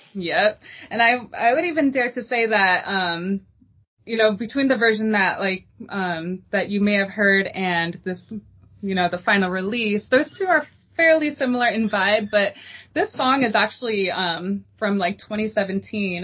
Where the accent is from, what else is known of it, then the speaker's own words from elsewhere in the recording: El Paso, Texas, United States; now in Dallas, United States; I'm originally from El Paso, Texas. That is home